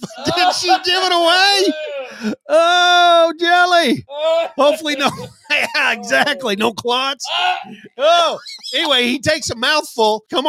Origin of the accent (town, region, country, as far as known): Oklahoma, United States; accent: thick Okie, country